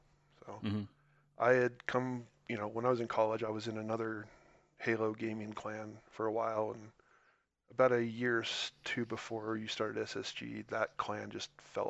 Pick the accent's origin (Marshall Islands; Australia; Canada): Marshall Islands; Kwajalein; I grew up outside the United States on a small island called Kwajalein.